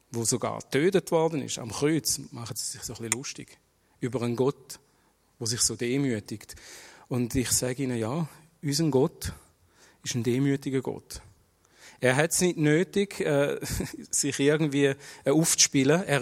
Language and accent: German; Schaffhausen, Switzerland; ich bin in Schaffhausen geboren und aufgewachsen. Ich bin in eine türkische Familie geboren worden, bin im Islam erzogen worden.